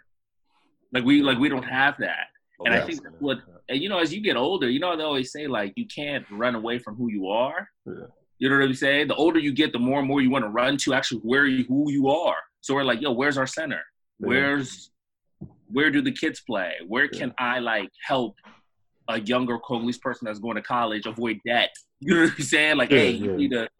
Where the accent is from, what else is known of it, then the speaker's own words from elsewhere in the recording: United States; me and Patrick, we grew up here in the States.